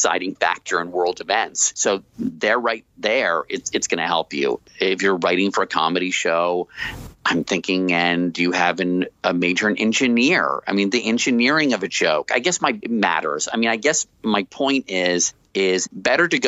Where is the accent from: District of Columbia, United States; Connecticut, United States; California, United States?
District of Columbia, United States; Washington; moved away as an adult; also born or lived in Plano, Texas; I grew up in Washington, D.C., a place rich in history